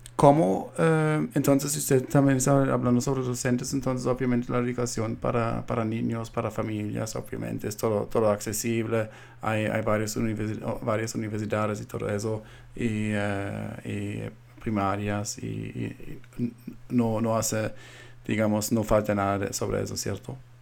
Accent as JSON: {"language": "Spanish", "country": "Colombia", "moved": "yes", "lives_now": "United States", "said": "yo siendo colombiano viendo ahora en los Estados Unidos"}